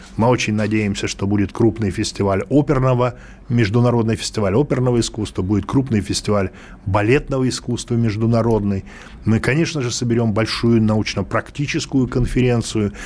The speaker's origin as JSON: {"language": "Russian", "region": "Moscow", "country": "Russia", "said": "Да, мы из Москвы"}